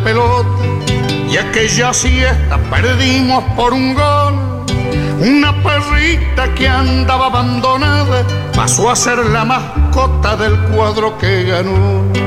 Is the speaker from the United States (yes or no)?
no; Buenos Aires, Argentina; una mirada medio porteña, que es la que tengo yo